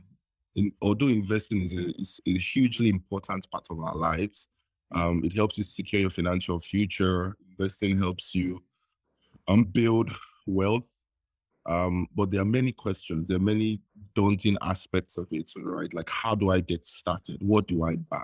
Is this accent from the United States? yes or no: no; Nigeria; I was like every typical Nigerian growing up in Nigeria